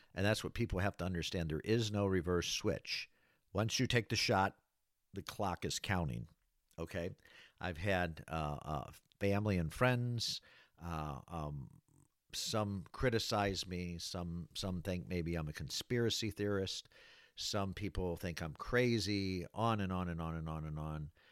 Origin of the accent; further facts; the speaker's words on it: Battle Creek, Michigan, United States; moved away as an adult; also born or lived in Florida; the city of Battle Creek, Michigan, uh, where I was born and raised